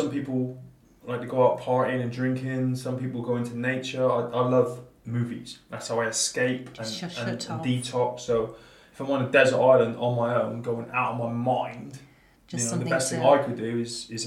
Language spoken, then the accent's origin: English; Plymouth, South West England, United Kingdom; born and bred in Plymouth, former Royal Marine.